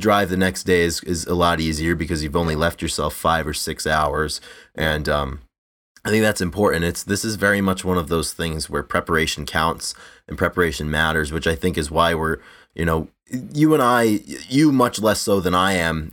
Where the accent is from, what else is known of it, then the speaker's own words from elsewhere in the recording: Rhode Island, United States; also born or lived in Iowa; I live in Rhode Island. I grew up in Rhode Island.